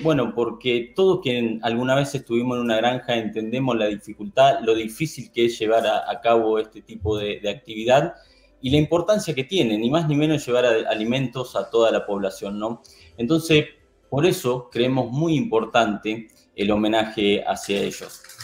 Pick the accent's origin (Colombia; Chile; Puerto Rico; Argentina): Argentina; soy de Argentina